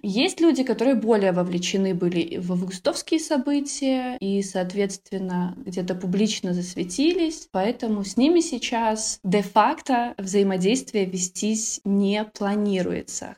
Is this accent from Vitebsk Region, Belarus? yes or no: yes; Vitebsk, Vitebsk Region, Belarus; наше расположение Витебска, да мы граничим с Россией